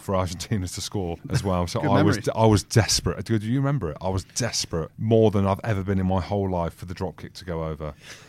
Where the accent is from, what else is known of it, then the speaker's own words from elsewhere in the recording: England, United Kingdom; Obviously, I grew up in England, singing the national anthem of England.